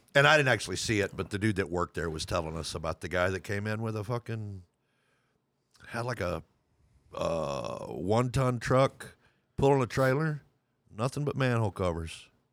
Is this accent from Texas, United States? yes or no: yes; Lubbock, Texas, United States; moved away as an adult; I was born in Lubbock, Texas. I still consider myself a Texan